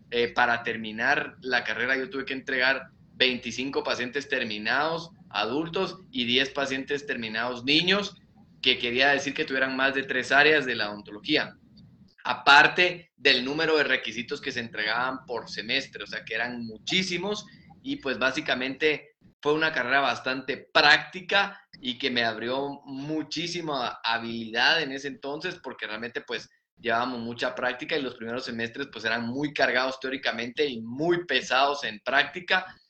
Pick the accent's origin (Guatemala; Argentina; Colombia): Guatemala; also born or lived in San Luis Potosí, Mexico; soy de Guatemala, este, vivo actualmente en la ciudad de Guatemala